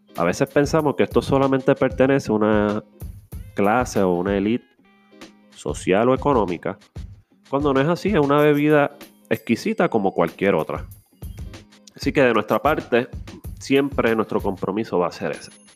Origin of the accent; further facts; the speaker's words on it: Carolina, Puerto Rico; soy un joven de Carolina